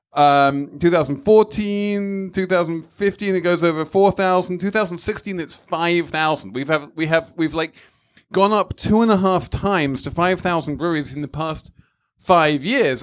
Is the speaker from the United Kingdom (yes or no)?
yes; England, United Kingdom; as an Englishman